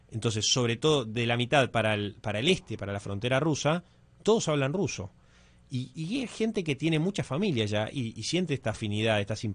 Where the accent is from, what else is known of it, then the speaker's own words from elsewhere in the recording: Argentina; ¿de dónde sos? De Argentina.